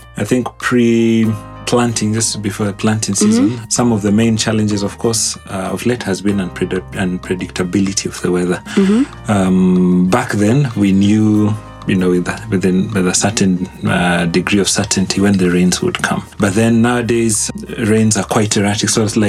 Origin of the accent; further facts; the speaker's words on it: Kitale, Trans-Nzoia County, Kenya; I think growing up in an agricultural town has been quite interesting. You know, we grew up in seasons.